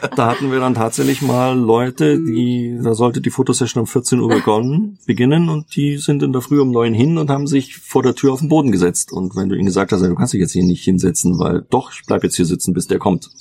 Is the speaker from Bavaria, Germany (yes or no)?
yes; Munich, Bavaria, Germany; Ich bin ja aus München, in meiner Heimatstadt.